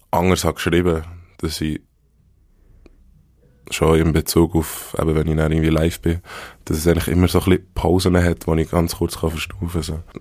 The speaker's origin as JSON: {"language": "German", "region": "Bern", "country": "Switzerland", "accent": "Bernese German", "first_language": "Bernese German", "said": "ja, Berndeutsch, Berndeutsch ist meine Muttersprache und ich fühle und ich lebe auf Berndeutsch"}